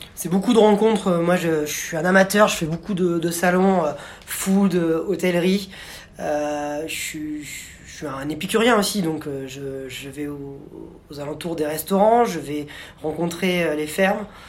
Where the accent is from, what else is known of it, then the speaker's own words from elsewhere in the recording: Bordeaux, Nouvelle-Aquitaine, France; j'ai grandi à Bordeaux